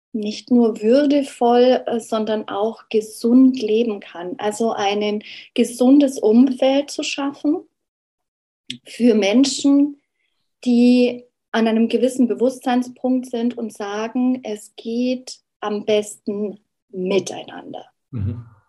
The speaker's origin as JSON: {"language": "German", "country": "Germany", "said": "wir als Deutsche"}